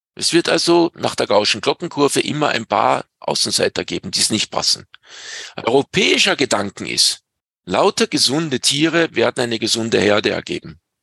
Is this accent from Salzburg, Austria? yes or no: yes; Pinzgau, Salzburg, Austria; bei uns in Pinskau